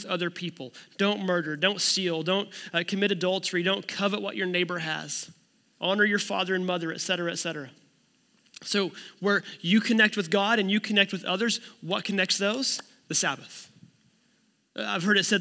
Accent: United States; I'm an American

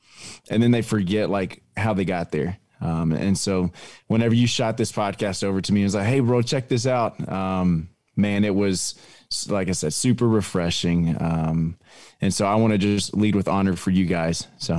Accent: Longview, Texas, United States; Yeah, man, I don't know if we have time for that, but yeah, I grew up in Longview. My wife grew up in Hallsville, and we met in high school at church.

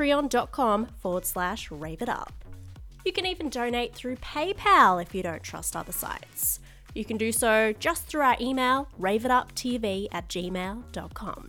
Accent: Australia

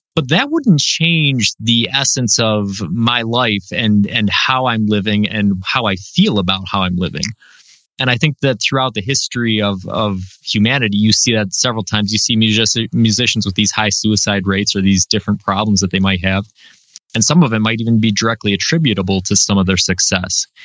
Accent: Western New York, United States; I'm from New York, so everybody assumes I'm from the city, but I'm from Western New York

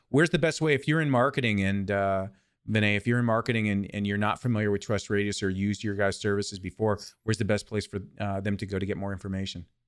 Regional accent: California, United States; I'm from California

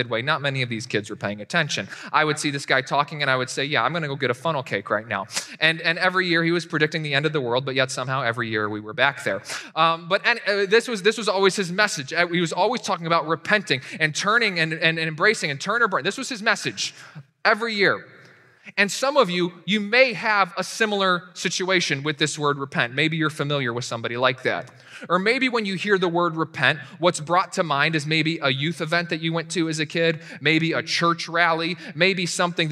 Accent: Winchester, Virginia, United States; moved away; I remember growing up in my little town, Winchester, Virginia. That's where I was raised.

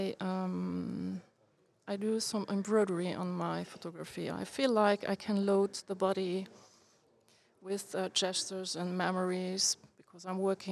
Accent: Luxembourg; English is a second language; also born or lived in Brussels; I was born in Luxembourg. I live here too

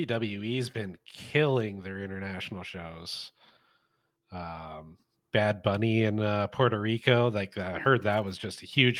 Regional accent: Winnipeg, Manitoba, Canada; moved away; also born or lived in Pacific Northwest; three boys from Winnipeg. You wouldn't know that, Chandler, but that's my hometown. It's where I grew up.

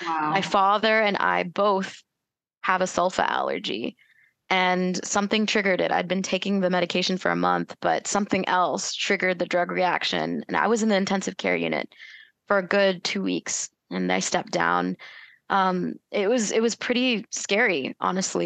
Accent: Tennessee, United States; moved away as an adult; also born or lived in North Carolina / Washington, D.C. area; now in Louisville, Kentucky, United States; I was born and raised in Tennessee

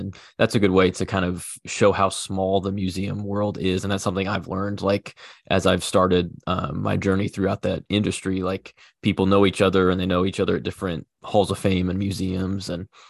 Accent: Kansas City, Missouri, United States; I'm a big Chiefs fan. I'm from Kansas City.

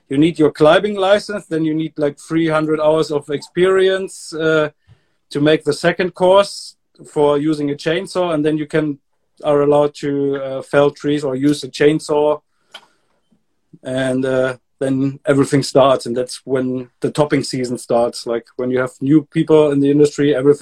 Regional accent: Germany; also born or lived in Hamburg, Germany; I moved back to my hometown

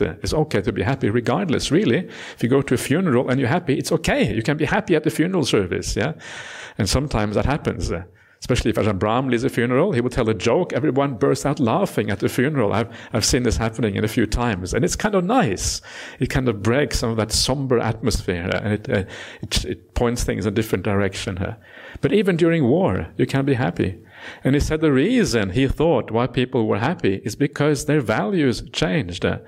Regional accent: Norway; now in Australia; Norway was, is where I was born. Uh, and now I am also Australian citizen

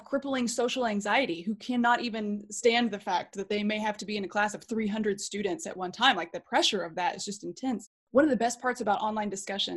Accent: Oklahoma, United States; I grew up in Oklahoma

